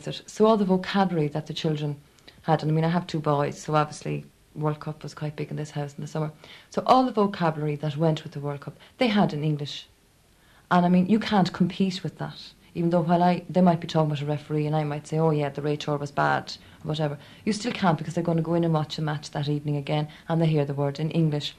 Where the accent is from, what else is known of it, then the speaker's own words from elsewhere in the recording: Dublin, Leinster, Ireland; first language Irish; I was brought up in Dublin speaking Irish